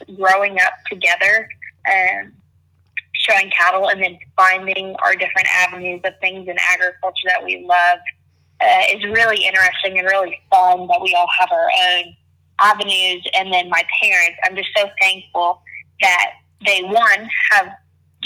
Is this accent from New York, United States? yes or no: no; near Fayetteville, Northwest Arkansas, United States; I am originally from Northwest Arkansas. I grew up on about a 1,500-acre ranch about 15 minutes west of Fayetteville, Arkansas